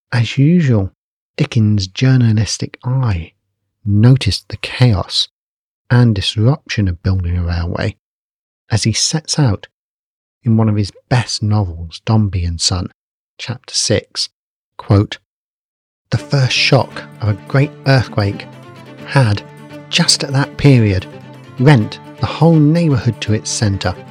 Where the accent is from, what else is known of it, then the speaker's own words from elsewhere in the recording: Basingstoke, South East England, United Kingdom; my hometown, which at that point was a sleepy agrarian town called Basingstoke